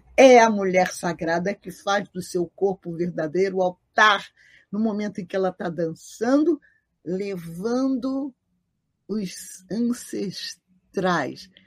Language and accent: Portuguese; Rio de Janeiro, Brazil; eu nasci na Rua Jurupari, pertinho da Carlos de Vasconcelos e da subida para o Salgueiro